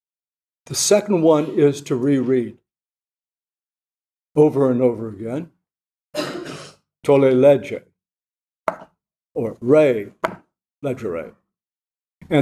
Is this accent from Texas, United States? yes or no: no; Virginia, United States; my Protestant friends growing up in Virginia